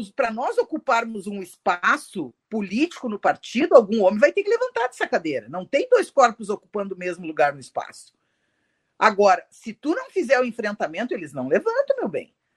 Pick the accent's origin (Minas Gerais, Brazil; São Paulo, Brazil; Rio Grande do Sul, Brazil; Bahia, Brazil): Rio Grande do Sul, Brazil; accent: gaúcho; Eu já saí daqui do Rio Grande do Sul, todo mundo já sabe que eu sou gaúcha pelo meu sotaque